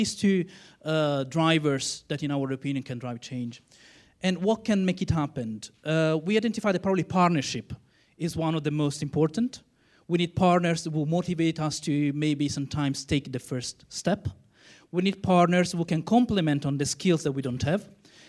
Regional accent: Italy; I'm from Italy.

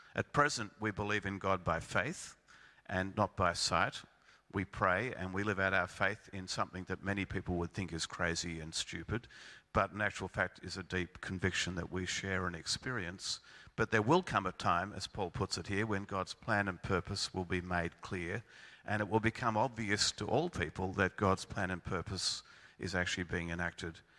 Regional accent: Melbourne, Victoria, Australia; I come from Melbourne

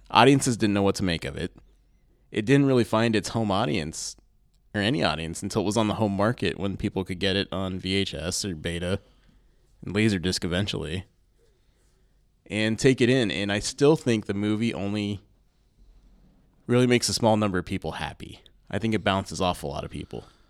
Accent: Findlay, Ohio, United States; I grew up in Findlay, Ohio

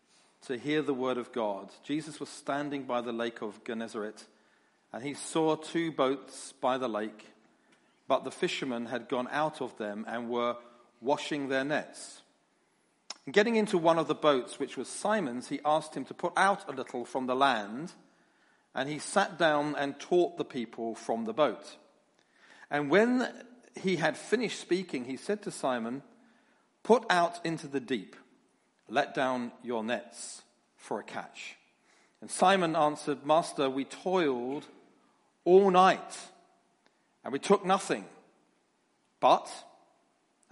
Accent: London, United Kingdom; you can get used to my accent. Because I come from London

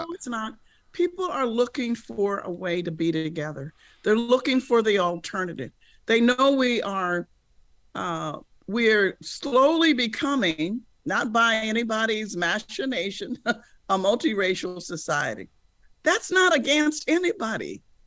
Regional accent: United States; as an American

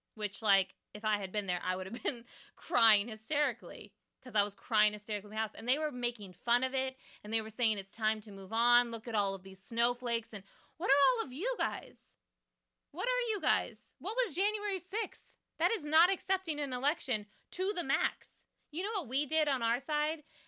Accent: Bay Area, California, United States; I grew up in the Bay Area

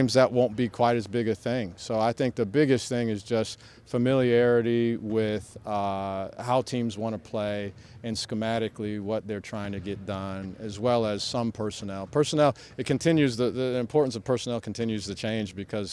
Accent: Ohio, United States; moved away; I'm from Ohio originally

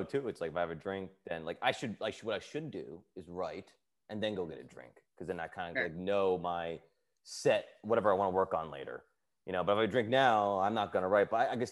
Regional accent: New Jersey, United States; I grew up in New Jersey

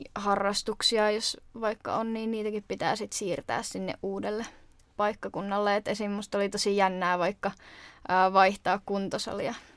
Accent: Jyväskylä, Central Finland, Finland; moved away as an adult; now in Turku, Finland; mä oon muuttanut tuolta Keski-Suomesta eli Jyväskylästä

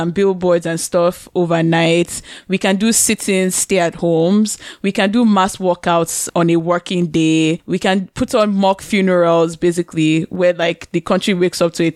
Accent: Nigeria; now in Canada; I'm not in Nigeria, but I'm a Nigerian. And the truth is, we're here in Canada, but Canada isn't really mine

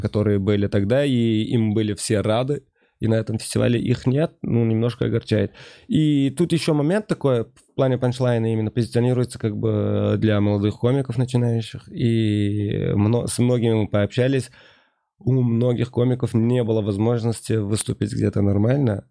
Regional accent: Uzbekistan; Я сам не из Ташкента, родом угу. из маленького городка, поэтому э, мое детство прошло именно вдали от центра

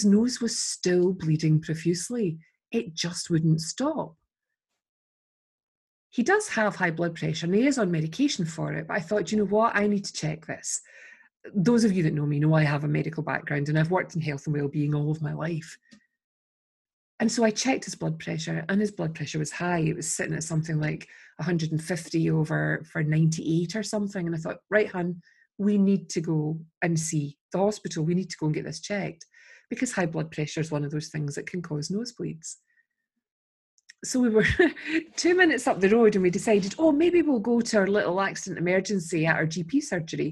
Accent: Scotland, United Kingdom

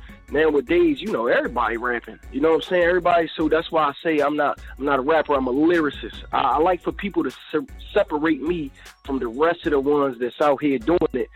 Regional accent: Philadelphia, Pennsylvania, United States; I'm from Philadelphia. Pennsylvania

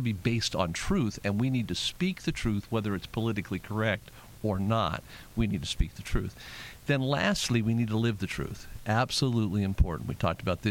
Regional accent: Las Vegas, Nevada, United States; I was born and raised in Las Vegas

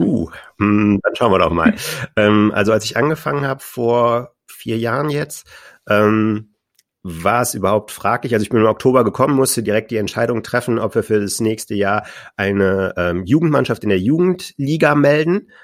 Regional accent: Düsseldorf, North Rhine-Westphalia, Germany; Ich komme ja aus Düsseldorf

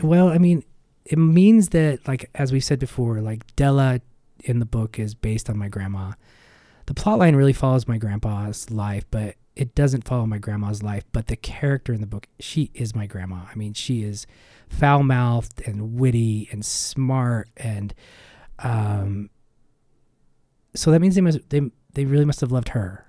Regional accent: Ogden, Utah, United States; growing up in Utah, growing up in the West

